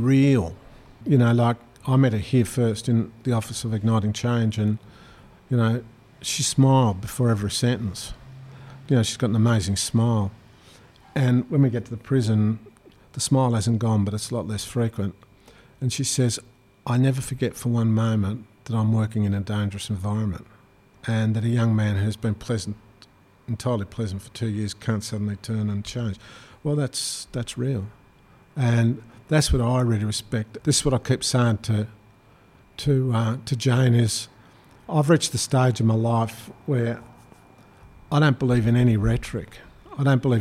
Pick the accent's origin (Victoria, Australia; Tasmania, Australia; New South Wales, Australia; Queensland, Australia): Tasmania, Australia; I grew up in Tasmania